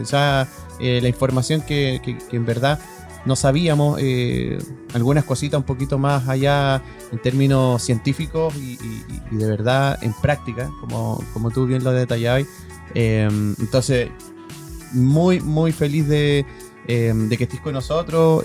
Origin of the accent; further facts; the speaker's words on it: Chile; en buen chileno